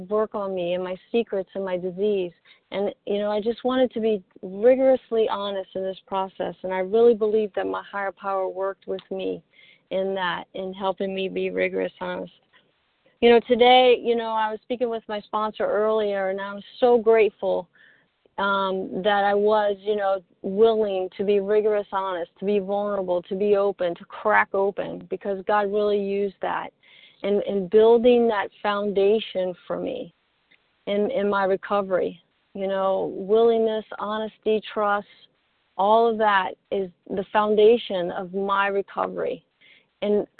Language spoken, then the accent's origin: English; Mississippi, United States; accent: long drawl; I'm from Mississippi, so we have that long drawl accent